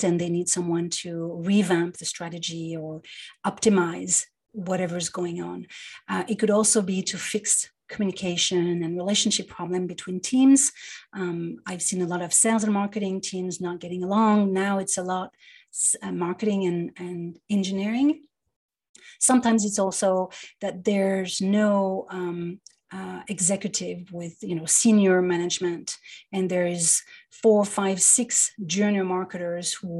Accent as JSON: {"language": "English", "town": "Paris", "region": "Île-de-France", "country": "France", "tie": "born or raised there", "moved": "as an adult", "lives_now": "New York, United States", "said": "I was born and raised in Paris, yeah, in the 70s."}